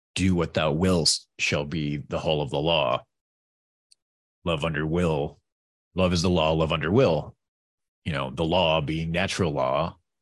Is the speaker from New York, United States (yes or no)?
yes; New York, United States; I'm from New York.